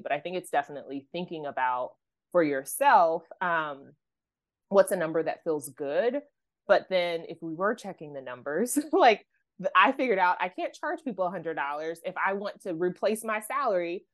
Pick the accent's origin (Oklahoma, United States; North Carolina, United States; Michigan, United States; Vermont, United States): Oklahoma, United States; I grew up in Oklahoma